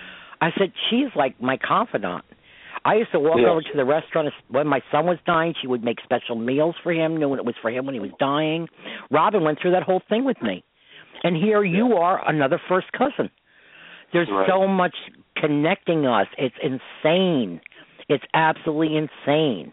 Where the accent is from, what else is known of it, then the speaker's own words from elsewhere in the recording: Croton-on-Hudson, New York, United States; I grew up in Croton